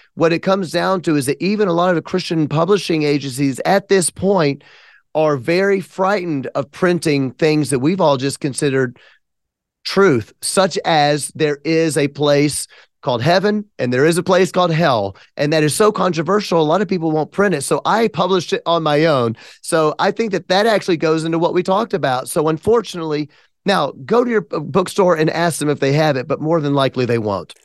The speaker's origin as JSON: {"language": "English", "town": "Memphis", "region": "Tennessee", "country": "United States", "said": "I'm from Memphis."}